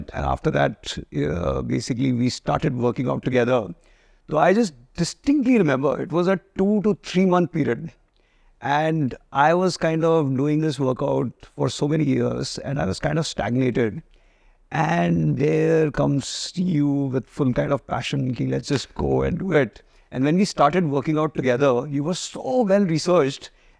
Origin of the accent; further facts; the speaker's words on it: Jaipur, Rajasthan, India; So I grew up in Jaipur and grew up in a classic Marwari middle class family.